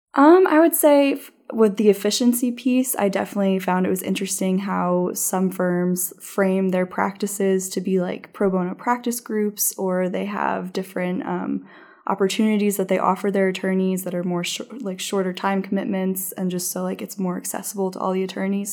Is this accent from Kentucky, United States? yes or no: no; New Jersey, United States; moved away as an adult; also born or lived in Massachusetts / Washington, D.C.; I grew up in New Jersey